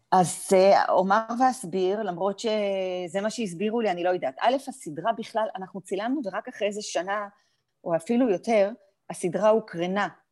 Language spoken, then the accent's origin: Hebrew; Afula, Northern District, Israel; היינו יחד בעמק יזרעאל, גדלנו